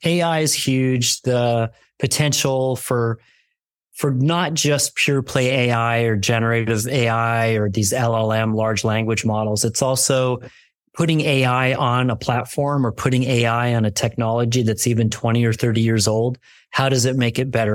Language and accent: English; New York, United States; now in California, United States; I'm a kid from New York. I came out to California